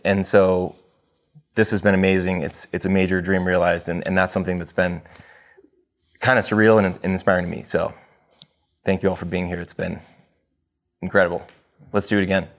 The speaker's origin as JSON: {"language": "English", "region": "Texas", "country": "United States", "tie": "born or raised there", "also_born_or_lived": "Los Angeles / Tanzania", "moved": "as an adult", "said": "I grew up in Texas for the most part"}